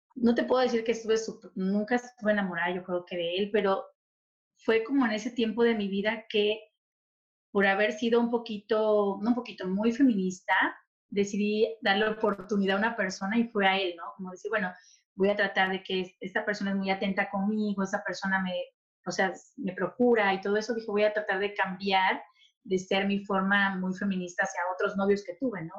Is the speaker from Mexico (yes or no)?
yes; Tabasco, Mexico; moved away as an adult; also born or lived in Chilpancingo, Guerrero, Mexico; now in Toronto, Canada; realmente nací en Guerrero, Chilpancingo, Guerrero, pero me crié en Tabasco